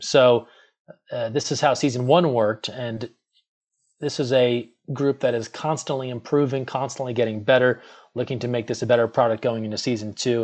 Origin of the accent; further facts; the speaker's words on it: Northeast, United States; growing up in the Northeast